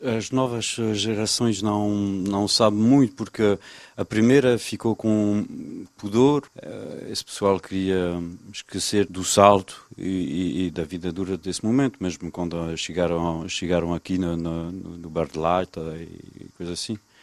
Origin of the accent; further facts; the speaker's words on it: France; sou francês, mas não posso esquecer dessa parte portuguesa